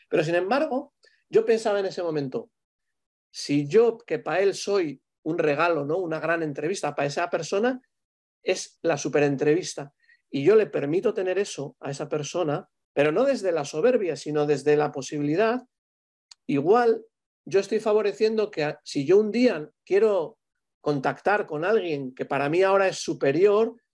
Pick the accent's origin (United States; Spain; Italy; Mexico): Spain; el último hice el ADN, de, un poco de cómo somos los españoles.